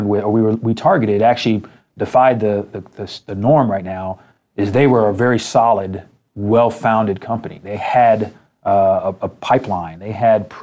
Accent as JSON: {"language": "English", "country": "United States", "said": "being from America and being an American"}